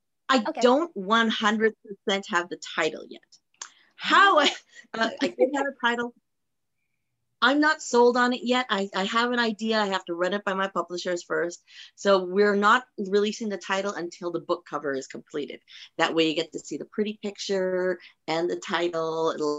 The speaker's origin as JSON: {"language": "English", "country": "Philippines", "said": "I will say that I am Filipino. I am married to a Jewish man, and I've actually converted to Judaism. My children are both half Filipino, half Jewish."}